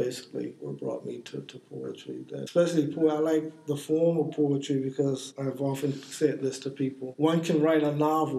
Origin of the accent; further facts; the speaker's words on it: East Coast, United States; I'm 60-something, born and raised on the East Coast, both in the South and the North, both in segregated communities and integrated communities.